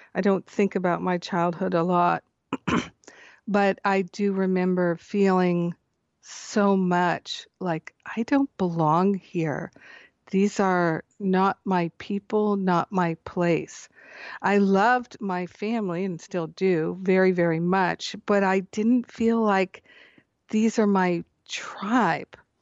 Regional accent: Rhode Island, United States; moved away as an adult; also born or lived in Michigan / Boston, Massachusetts / Maine; now in Scottsdale, United States; I grew up in Michigan until I was almost ten. and then Rhode Island until I went to college in Boston.

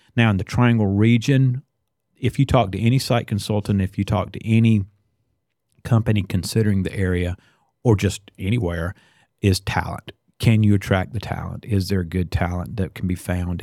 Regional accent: Northampton County, North Carolina, United States; moved away as an adult; now in Johnston County, United States; I'm originally from Northampton County, which is the rural northeastern part of the state

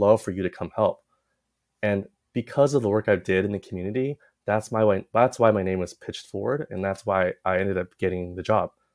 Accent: Walnut, California, United States; also born or lived in Taipei, Taiwan; I grew up in Walnut

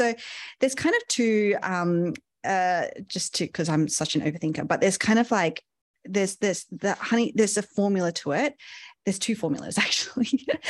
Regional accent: Sydney, New South Wales, Australia; I'm Asian by, you know, birth and not so much upbringing. I was brought up in Sydney in Australia, so a Western culture

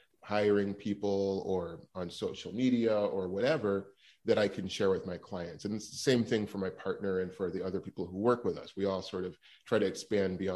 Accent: Los Angeles, California, United States; also born or lived in New York; I grew up in Los Angeles

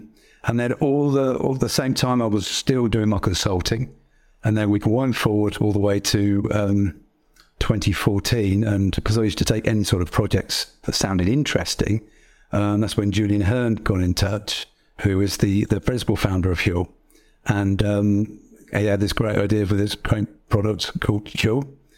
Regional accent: East Midlands, United Kingdom; So I grew up in Northamptonshire since I was four.

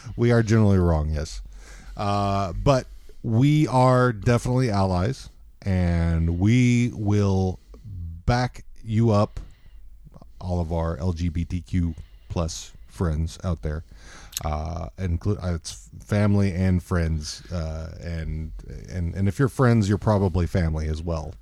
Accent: Texas, United States; moved away; coming from Texas in the time that I came from Texas

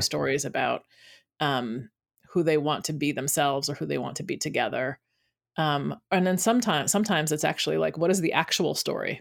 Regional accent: United States; growing up in America as, um, a black

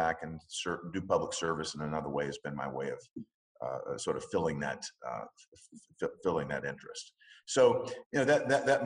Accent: Nashville, Tennessee, United States; born or raised there

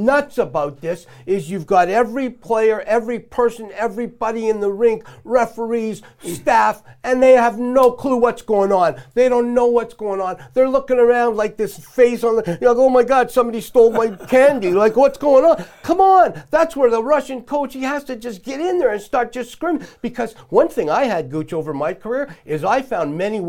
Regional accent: Canada; I am a Canadian through and through

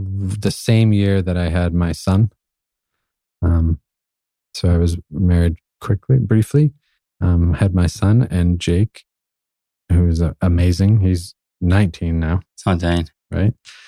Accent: New England, United States; also born or lived in Austin, Texas; I grew up in New England and Maine barbecues and lived in Austin, Texas, I get all those other flavors.

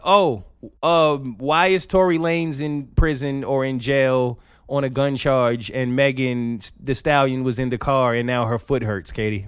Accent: New York, United States; I'm from New York

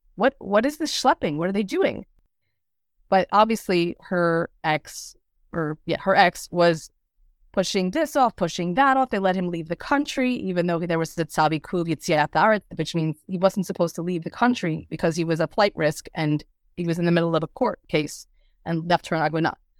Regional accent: Lakewood, New Jersey, United States; moved away; I grew up in Lakewood, New Jersey

